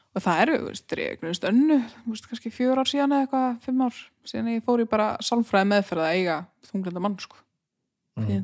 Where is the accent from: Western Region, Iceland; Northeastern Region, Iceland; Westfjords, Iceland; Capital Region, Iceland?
Northeastern Region, Iceland; Húsavík; moved away as an adult; ég er uppalinn á Húsæk og á allt svona Húsæk Húsavík